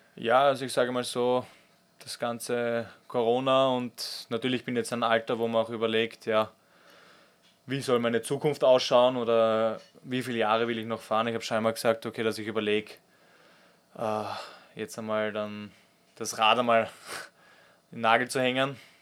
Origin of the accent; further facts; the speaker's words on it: Austria; also born or lived in Switzerland; als Österreicher